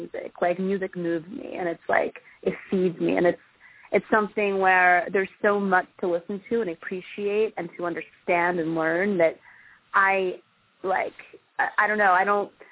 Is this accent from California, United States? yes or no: no; Philadelphia, Pennsylvania, United States; I grew up in Philly, South Philly